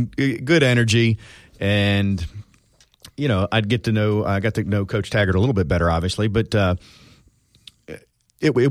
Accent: Fort Lauderdale, Florida, United States; my hometown, which is Broward County, Fort Lauderdale area

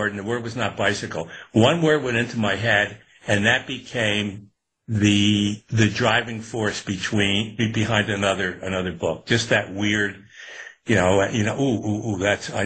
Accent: Newburgh, New York, United States; growing up in Newburgh and upstate

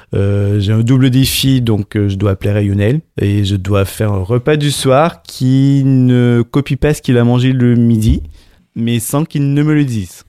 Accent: Montreal, Quebec, Canada; moved away as an adult; now in Paris, France; Je suis canadien, donc je suis de Montréal.

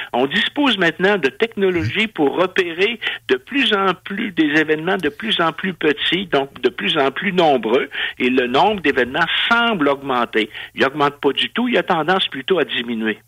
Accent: Canada; je suis un Canadien

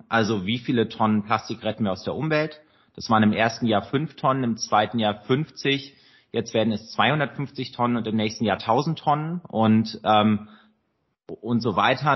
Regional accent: Rhineland, Germany; als Rheinländer

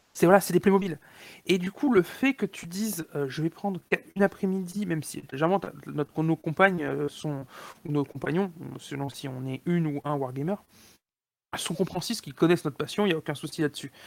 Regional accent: Montpellier, Occitania, France; moved away; je suis originaire de Montpellier au départ

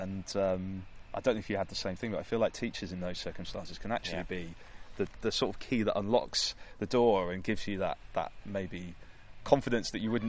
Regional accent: Yorkshire and the Humber, United Kingdom; now in London, United Kingdom; You're from Nottingham, I'm from Yorkshire, and I think it's fair to say in both of those places where we come from, anything that approaches performance or kind of tall poppy syndrome a little bit

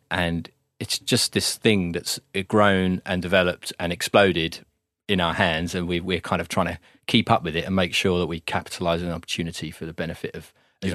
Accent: Gravesend, South East England, United Kingdom; moved away as an adult; also born or lived in Manchester / Yarnfield; now in Stone, United Kingdom; born and raised in Gravesend.

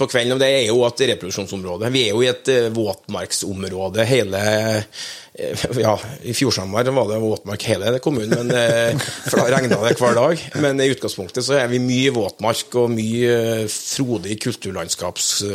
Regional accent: Norway; also born or lived in near Oslo; kunne faktisk etablert meg på heimgården min, da, der jeg vokste opp

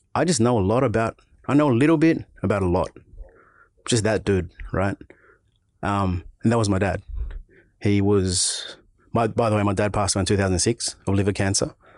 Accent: Auburn, New South Wales, Australia; Park Road, smack bang, middle of Auburn. Born and raised, level seven, uh, level seven, Auburn Hospital

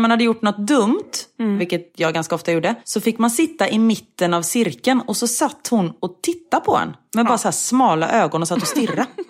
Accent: Gothenburg, Västra Götaland, Sweden; moved away; jag är från Göteborg och då säger man äpplemust

